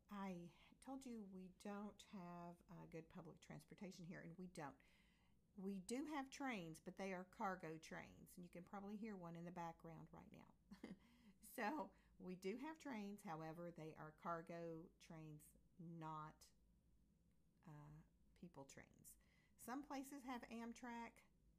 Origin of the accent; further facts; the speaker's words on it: United States; moved away as an adult; also born or lived in Europe; we moved back to America from Europe